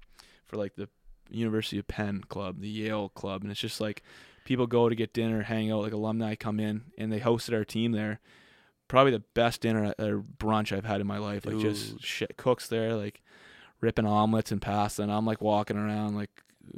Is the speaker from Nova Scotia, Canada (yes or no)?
yes; Sackville, Nova Scotia, Canada; They all love that I'm from Sackville, like Nova Scotia.